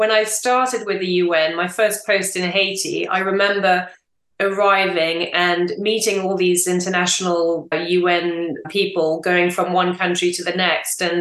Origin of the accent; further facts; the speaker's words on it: England, United Kingdom; also born or lived in France; Two, coming home to England, which was also huge because I didn't really know where home was. I'm English and French, and I didn't think I'd be in either England or France.